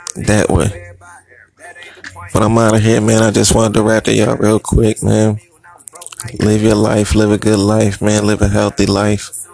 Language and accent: English; Philadelphia, Pennsylvania, United States; I'm from Philly